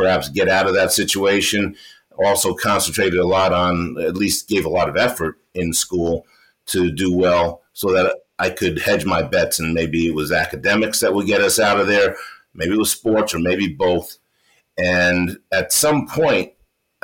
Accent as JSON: {"language": "English", "town": "New York City", "region": "New York", "country": "United States", "tie": "born or raised there", "also_born_or_lived": "St. Thomas, US Virgin Islands", "said": "she decided that she was going to bring me back to New York, where she was from. So we went back to New York"}